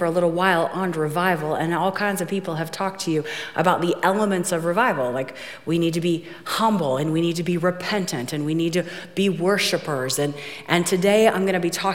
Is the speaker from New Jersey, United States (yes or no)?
no; Ohio, United States; I'm from Ohio